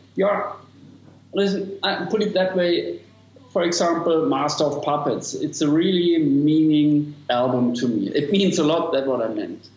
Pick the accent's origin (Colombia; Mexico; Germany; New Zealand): Germany; English is a second language; I'm from Germany.